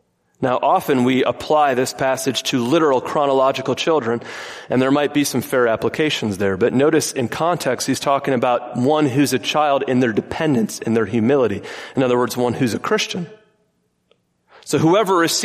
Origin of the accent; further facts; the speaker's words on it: Michigan, United States; I grew up in Michigan